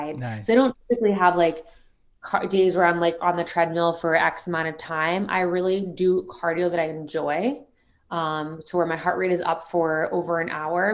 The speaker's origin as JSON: {"language": "English", "region": "South Florida", "country": "United States", "said": "I'm obviously from South Florida, surrounded by golf my whole life"}